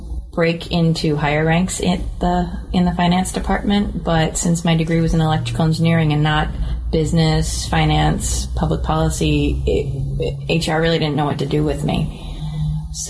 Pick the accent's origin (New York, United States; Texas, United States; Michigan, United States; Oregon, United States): New York, United States; moved away; also born or lived in Maine; I grew up in New York